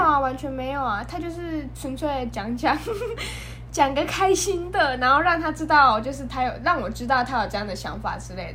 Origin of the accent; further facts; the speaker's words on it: southern Taiwan, Taiwan; 我是一个土生土长的南部人